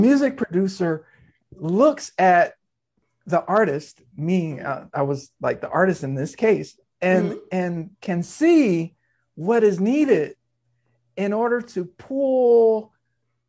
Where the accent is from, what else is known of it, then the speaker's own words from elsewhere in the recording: Norfolk, Virginia, United States; I was born in Norfolk, Virginia